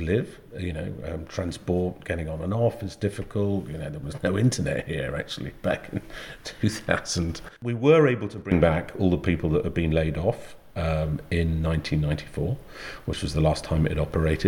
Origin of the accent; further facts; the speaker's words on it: Angus, Scotland, United Kingdom; also born or lived in Edinburgh; I grew up on the East Coast, Angus, just in a little village.